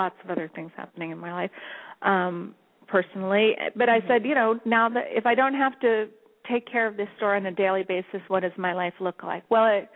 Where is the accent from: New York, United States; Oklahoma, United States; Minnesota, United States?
New York, United States; Long Island; also born or lived in Los Angeles; now in New York, United States; I'm originally from Long Island, from New York